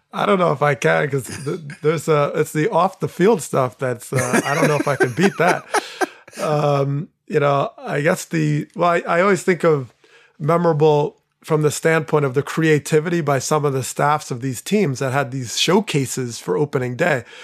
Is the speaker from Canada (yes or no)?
no; Teaneck, New Jersey, United States; moved away; my hometown was, you know, in, in a very intense spot for a while in Teaneck, New Jersey